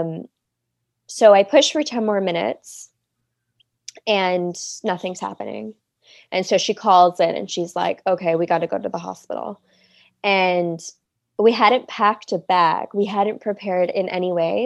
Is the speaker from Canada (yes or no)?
yes; Toronto, Ontario, Canada; moved away as an adult; now in Cannes, France; I'm from Toronto, Canada, but I live in Cannes, France right now